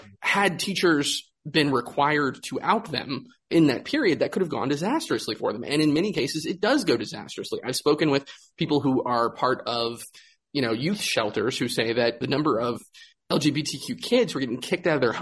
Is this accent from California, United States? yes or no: no; Greensboro, North Carolina, United States; My hometown of Greensboro